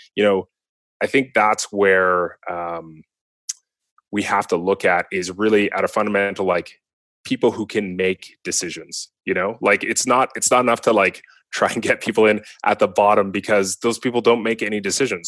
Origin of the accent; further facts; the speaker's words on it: Vancouver, British Columbia, Canada; growing up in Vancouver